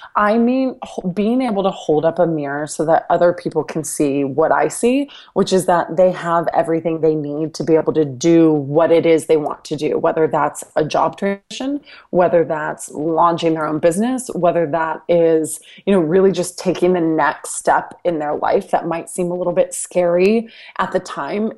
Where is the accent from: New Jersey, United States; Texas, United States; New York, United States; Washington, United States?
Texas, United States; Dallas; landed at Fox Sports Southwest in Dallas, which is my hometown